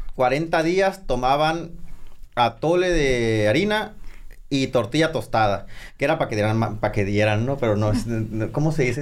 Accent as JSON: {"language": "Spanish", "town": "San Pedro de la Cueva", "region": "Sonora", "country": "Mexico", "tie": "born or raised there", "said": "soy originario de San Pedro de la Cueva, la capital del mundo"}